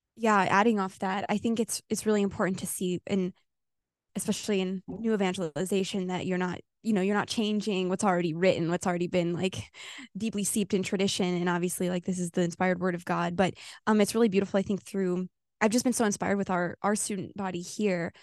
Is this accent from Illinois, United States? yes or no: yes; Illinois, United States; moved away as an adult; now in California, United States; I'm from Illinois